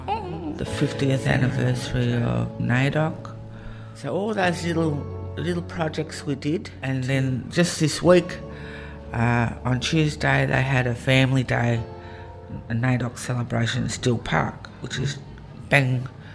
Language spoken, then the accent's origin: English; Sydney, New South Wales, Australia; I was born here on Gadigal Land. Live here, raise my kids here, and my grandchildren as well.